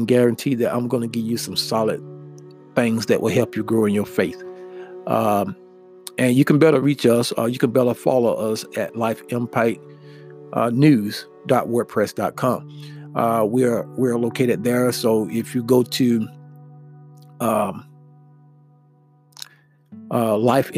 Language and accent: English; United States; us as American people